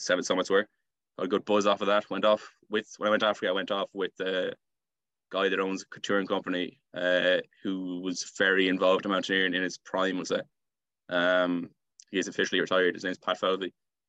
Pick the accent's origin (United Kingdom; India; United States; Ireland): Ireland; Salthill, Connacht; So being beside the sea, being near town, our school was close to us. It's definitely a nice part of Galway. I think Galway's a nice part of Ireland as well.